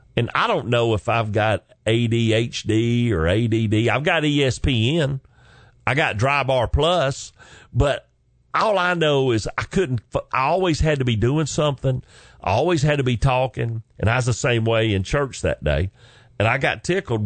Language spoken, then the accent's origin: English; Chickamauga, Georgia, United States; moved away as an adult; also born or lived in Carrollton, Georgia; now in Atlanta, United States; I literally lived on Hog Jowl Road, Chickamauga, Georgia